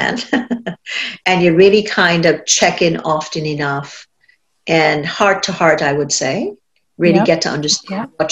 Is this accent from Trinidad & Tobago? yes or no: yes; Trinidad & Tobago; moved away; I grew up in Trinidad